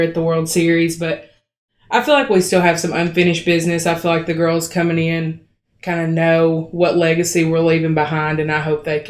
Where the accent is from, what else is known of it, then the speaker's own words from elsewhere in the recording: Dyersburg, Tennessee, United States; I'm from Dyersburg, Tennessee